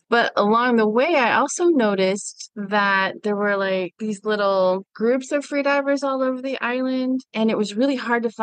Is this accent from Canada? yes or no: no; Germany; I grew up overseas in Germany. My father was in the military, and so we were always landlocked